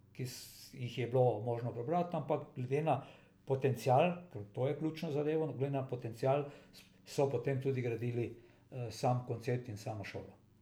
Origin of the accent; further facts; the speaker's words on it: Slovenia